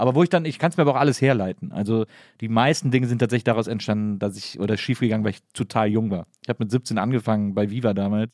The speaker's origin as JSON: {"language": "German", "region": "Rhineland", "country": "Germany", "said": "Ich komme aus dem Rheinland."}